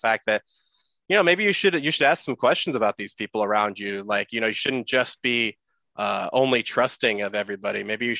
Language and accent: English; San Jose, California, United States; we are both from San Jose